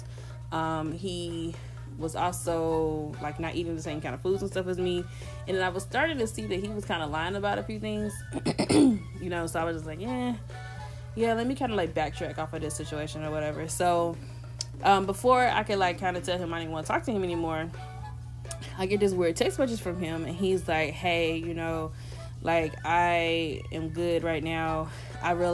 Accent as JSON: {"language": "English", "region": "the South", "country": "United States", "said": "I'm from the South"}